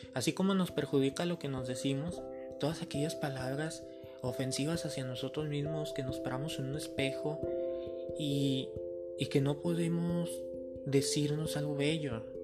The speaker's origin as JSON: {"language": "Spanish", "country": "Mexico", "said": "como mexicanos, ¿verdad? Tenemos dichos"}